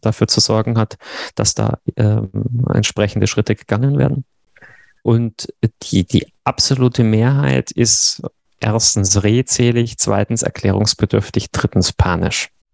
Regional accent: Regensburg, Bavaria, Germany; moved away as an adult; now in Konstanz, Germany; ich bin gebürtiger Regensburger und zum Studium nach Konstanz gewechselt und sozusagen da hängen geblieben

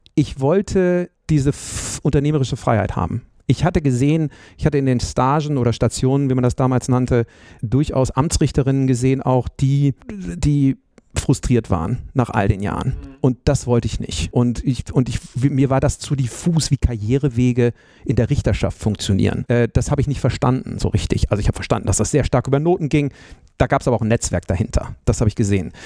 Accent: Bremen, Germany; moved away as an adult; also born or lived in Münster; ich bin in Bremen aufgewachsen

